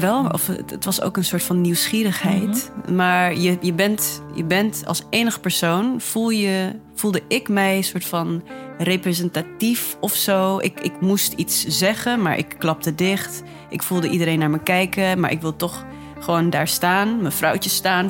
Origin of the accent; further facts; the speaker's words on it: Netherlands; also born or lived in Namibia; Waar ik ben geboren. Hier dus opgegroeid sinds mijn vijfde